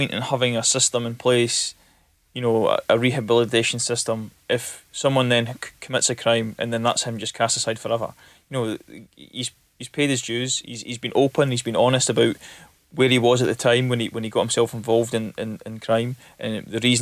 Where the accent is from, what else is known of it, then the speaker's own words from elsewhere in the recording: Elgin, Scotland, United Kingdom; when I was younger, I lived in Elgin